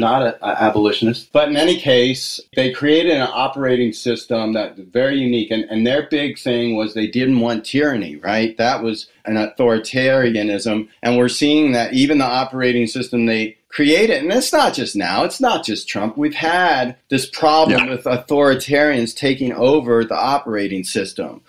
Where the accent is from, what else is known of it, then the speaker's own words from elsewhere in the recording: Washington, District of Columbia, United States; when I was growing up in the Washington, D.C. area